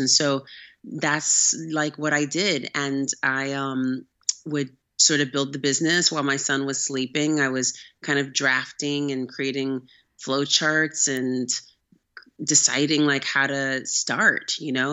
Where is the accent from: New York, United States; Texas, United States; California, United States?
California, United States; Oakland; I'm actually from Northern California, from Oakland. Um, I grew up there